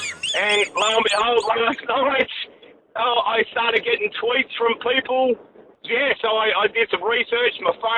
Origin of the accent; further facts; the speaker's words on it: Australia; now in Iowa, United States; being an Aussie, mate.